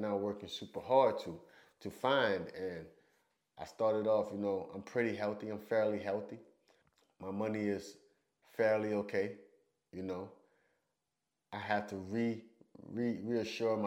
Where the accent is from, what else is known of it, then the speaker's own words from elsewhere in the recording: United States; moved away as an adult; I'm American